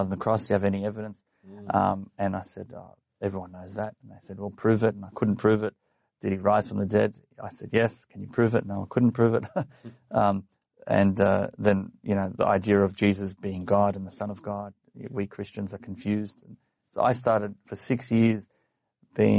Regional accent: Sydney, New South Wales, Australia; I was born in Canterbury Hospital

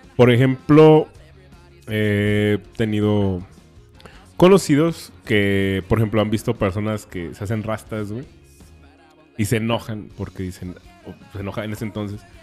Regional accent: Mexico; hay cosas que disfruto de ser mexicano

